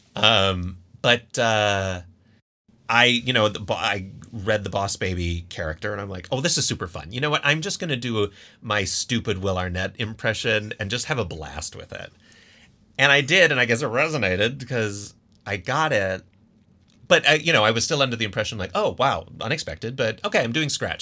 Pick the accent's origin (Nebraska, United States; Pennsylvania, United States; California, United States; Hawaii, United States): Pennsylvania, United States; Scranton; I'm originally from Scranton, Pennsylvania